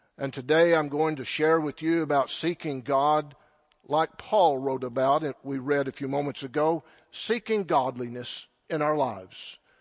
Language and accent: English; Silverton, Texas, United States; I'm from the Texas Panhandle. That should explain a lot. From a little farm and ranch community by the name of Silverton